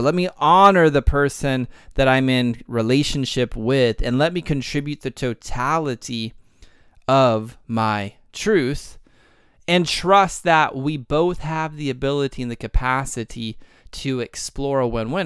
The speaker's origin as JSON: {"language": "English", "region": "Texas", "country": "United States", "said": "I'm from Texas"}